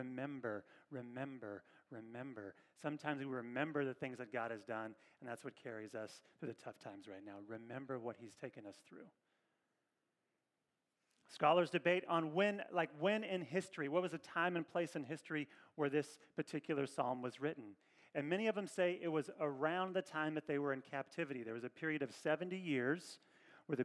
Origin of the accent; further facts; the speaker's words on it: Kentucky, United States; now in Northern California, United States; I'm from Kentucky